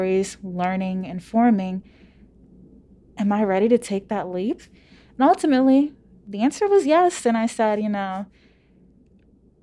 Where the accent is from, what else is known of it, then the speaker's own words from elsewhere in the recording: Louisiana, United States; moved away as an adult; now in Palo Alto, United States; I'm from Louisiana